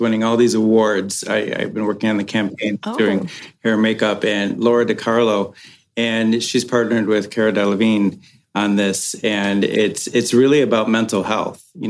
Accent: Michigan, United States; now in Los Angeles, United States; I'm from Michigan

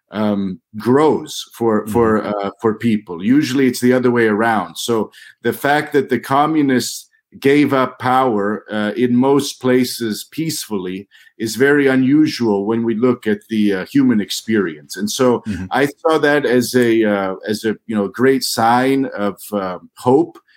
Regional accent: St. Joseph, Missouri, United States; My my hometown is St. Joseph, Missouri.

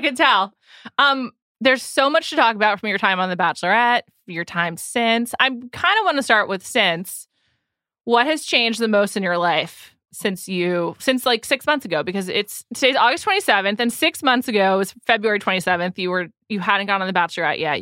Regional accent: New York City, New York, United States; I'm from the Upper West Side

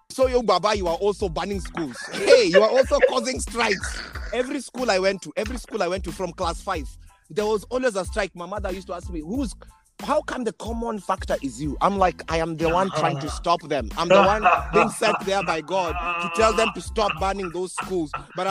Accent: Kenya; moved away as an adult; now in United States; I think one of my biggest challenges when I came from Kenya, I went to Wichita State University in Kansas.

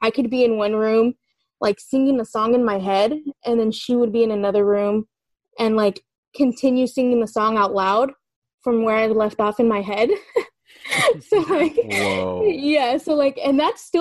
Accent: California, United States; I'm calling from the East Bay. I'm from California

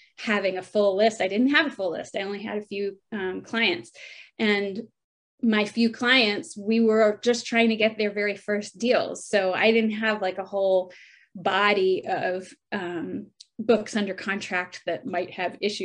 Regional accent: Atlanta, Georgia, United States; moved away as an adult; also born or lived in England; settling back in Atlanta, which is my hometown

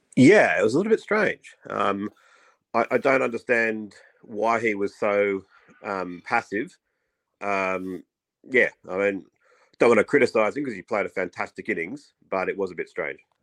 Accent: Australia; as an Aussie

